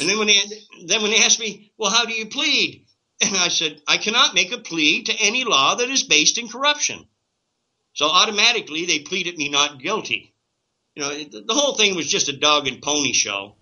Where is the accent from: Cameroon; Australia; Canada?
Canada; as a Canadian